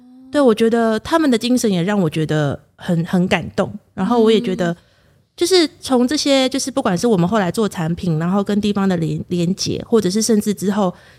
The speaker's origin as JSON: {"language": "Chinese", "region": "Kaohsiung", "country": "Taiwan", "lives_now": "Chiayi, Taiwan", "said": "其实我不是嘉义人。哦，我是高雄人，"}